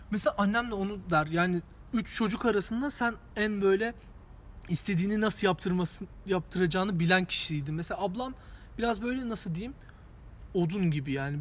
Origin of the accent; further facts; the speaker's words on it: Diyarbakır, Diyarbakır Province, Turkey; Şimdi ben Diyarbakırlıyım